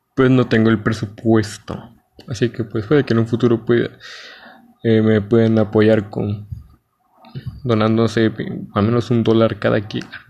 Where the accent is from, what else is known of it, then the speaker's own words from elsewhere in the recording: Mexico; Soy un chico mexicano